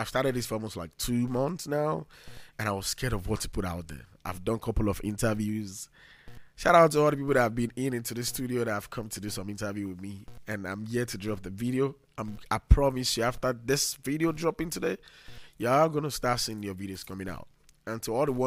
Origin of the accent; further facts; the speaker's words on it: Nigeria; I'm from Nigeria, and you should understand what it means by coming from Nigeria